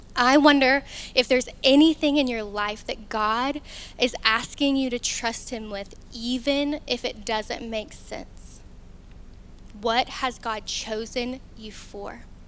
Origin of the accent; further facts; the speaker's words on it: Newport, Arkansas, United States; moved away as an adult; now in Conway, United States; I'm from a small town called Newport